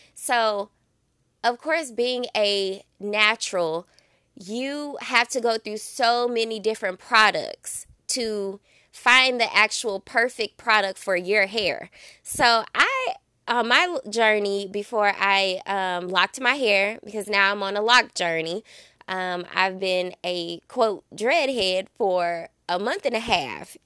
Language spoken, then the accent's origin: English; Belleville, Illinois, United States; born or raised there